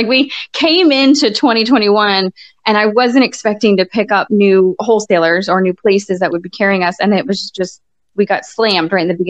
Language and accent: English; Hartford, Connecticut, United States; born there; Okay, well, I was born in Hartford, Connecticut.